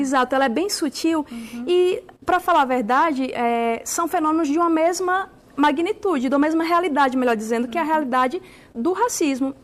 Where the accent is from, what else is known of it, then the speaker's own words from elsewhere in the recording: Alagoas, Brazil; moved away; minha família é de Alagoas, né, sou nordestina